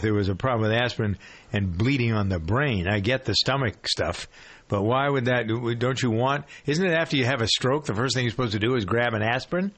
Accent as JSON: {"language": "English", "town": "Framingham", "region": "Massachusetts", "country": "United States", "tie": "born or raised there", "said": "my hometown of uh, Framingham"}